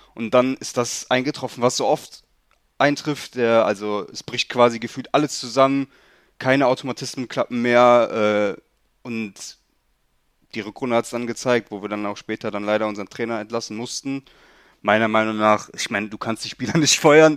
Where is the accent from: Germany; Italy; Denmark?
Germany; Leverkusen, North Rhine-Westphalia; also ich bin in Leverkusen geboren, wohne mein ganzes Leben auch schon hier